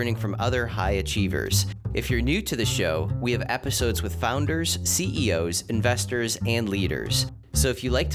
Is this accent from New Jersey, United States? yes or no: no; Ohio, United States; I'm an Ohio guy myself